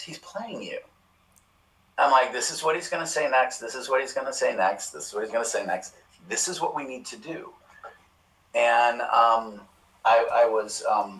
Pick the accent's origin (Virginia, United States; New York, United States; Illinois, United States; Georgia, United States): Illinois, United States; Chicago; moved away as an adult; also born or lived in Baltimore; I grew up in Chicago